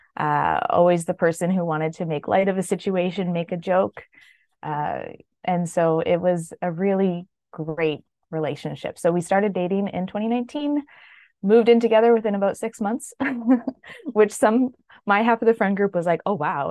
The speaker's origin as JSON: {"language": "English", "country": "Canada", "also_born_or_lived": "British Columbia", "said": "I am Canadian, living in British Columbia"}